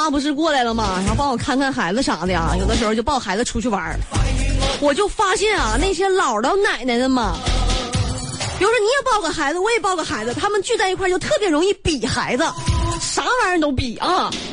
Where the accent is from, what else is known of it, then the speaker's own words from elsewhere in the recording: Northeast China, China; 大家都知道我是东北人啊